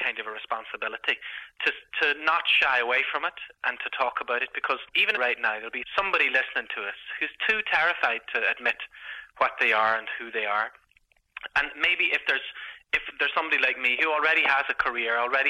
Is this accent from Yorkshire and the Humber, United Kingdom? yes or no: no; Belfast, Northern Ireland, United Kingdom; moved away as an adult; I grew up on the Falls Road in Belfast